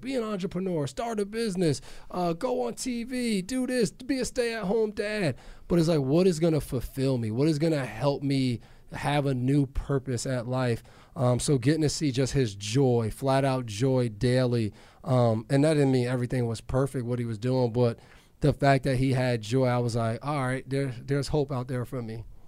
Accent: New York, United States; also born or lived in New Jersey / Massachusetts; now in Foxborough, United States; I grew up in New York and, and lived in New Jersey

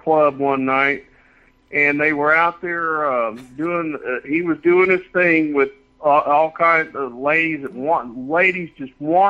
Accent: Clovis, New Mexico, United States; now in Austin, United States; I'm from New Mexico. I absolutely, you know, I love, you know, it's my hometown in Clovis, New Mexico.

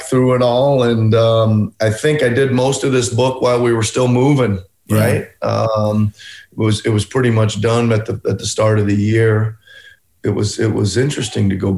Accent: Carroll, Iowa, United States; moved away; getting from Carroll, Iowa to becoming an NBA head coach

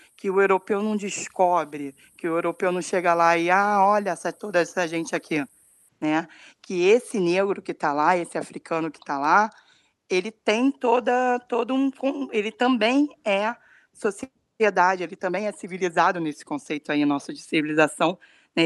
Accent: Rio de Janeiro, Brazil; sou aqui do Rio de Janeiro

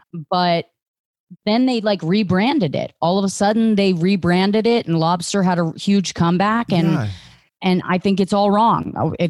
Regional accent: Virginia, United States; I grew up in right outside of D.C.

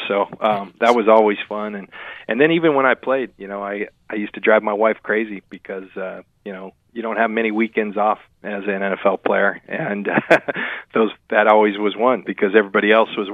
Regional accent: Southern California, United States; I'm from Southern California

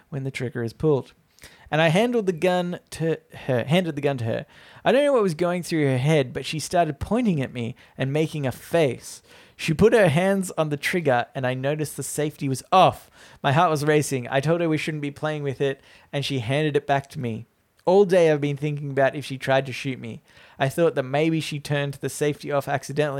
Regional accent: Australia; I'm an Australian.

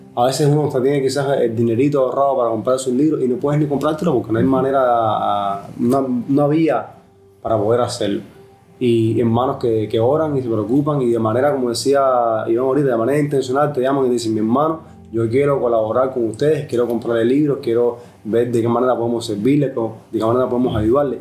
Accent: Cuba; somos cubanos y si estamos adaptados a que la gente nos ayude por la situación en nuestro país

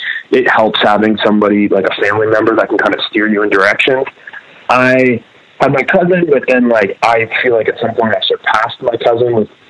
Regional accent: Grimsby, Ontario, Canada; But yeah, no, there weren't a group of punks when I grew up in Grimsby.

